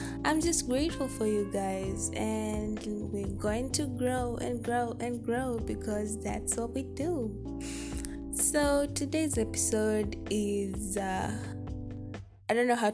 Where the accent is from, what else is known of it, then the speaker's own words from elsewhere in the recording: Kenya; I'm from Kenya